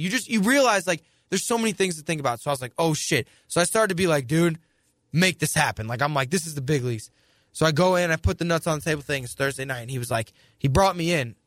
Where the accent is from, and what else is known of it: St. Louis, Missouri, United States; moved away as an adult; also born or lived in New Jersey